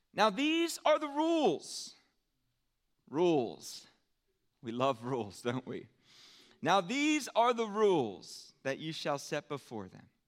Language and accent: English; United States; as American Christians